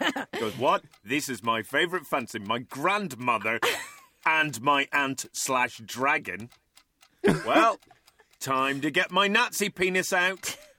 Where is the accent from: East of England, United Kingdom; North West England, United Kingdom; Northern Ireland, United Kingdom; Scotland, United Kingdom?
Northern Ireland, United Kingdom; part of Game of Thrones is filmed in my hometown.